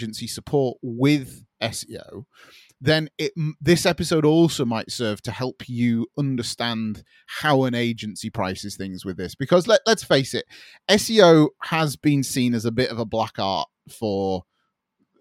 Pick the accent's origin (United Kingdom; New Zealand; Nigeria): United Kingdom; I'm British.